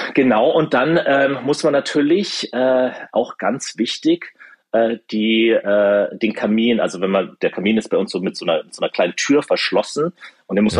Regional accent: Germany; moved away as an adult; now in United States; bei uns in Deutschland

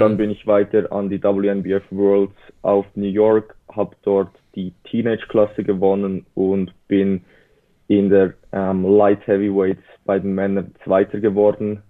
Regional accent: Switzerland; Wie man vielleicht unschlecht ähm, hört, bin ich aus der Schweiz

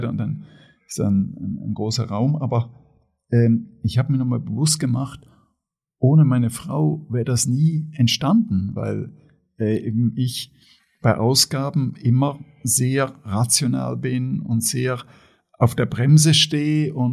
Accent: Switzerland; ich komme aus der Schweiz, ja. also aus einem wohlhabenden demokratischen Land in Mitteleuropa, bin in einer wohlhabenden, aber sehr bescheidenen Familie aufgewachsen.

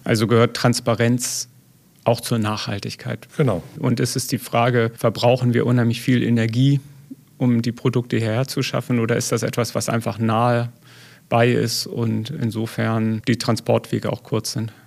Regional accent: Elmshorn, Schleswig-Holstein, Germany; now in Detmold, Germany; Ich komme ja ursprünglich aus Schleswig-Holstein, also ähm, im Zorn bei Hamburg

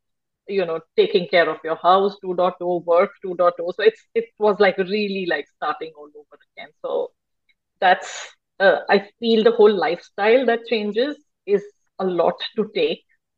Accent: India; moved away as an adult; now in Basel, Switzerland; Born and brought up in India.

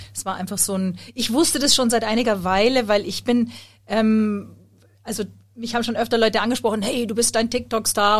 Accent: Munich, Bavaria, Germany; ich bin Sängerin und ich komme aus München

